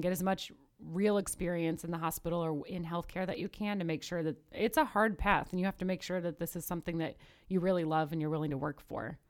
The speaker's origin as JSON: {"language": "English", "region": "Midwest", "country": "United States", "tie": "born or raised there", "also_born_or_lived": "Knoxville, Tennessee", "lives_now": "Chicago, United States", "said": "my birth certificate says Midwest, my education has all been in the Midwest"}